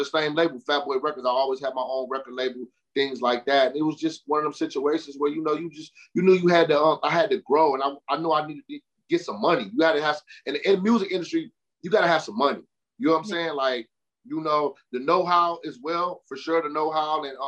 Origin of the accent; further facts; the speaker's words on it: Michigan, United States; I'm from Michigan. I'm an artist from Michigan